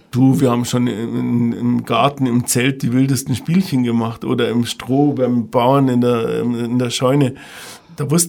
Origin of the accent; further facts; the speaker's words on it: Ingolstadt, Bavaria, Germany; Ja, ich bin in Ingolstadt aufgewachsen. Ich bin Jahrgang 57.